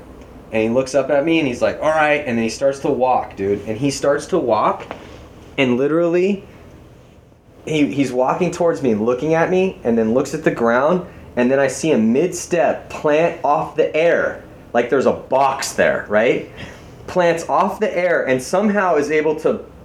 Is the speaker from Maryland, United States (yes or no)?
no; San Diego, California, United States; growing up in Tecolote Canyon